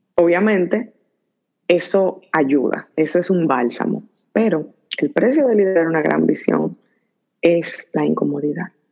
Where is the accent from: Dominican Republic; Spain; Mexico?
Dominican Republic; moved away as an adult; also born or lived in Washington, D.C., United States / Silicon Valley, United States; now in United States; estudié, crecí en República Dominicana